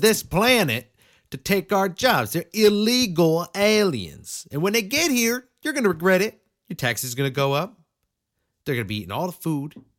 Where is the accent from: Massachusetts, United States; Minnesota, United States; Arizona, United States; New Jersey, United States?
Massachusetts, United States; Western; I'm a four one three native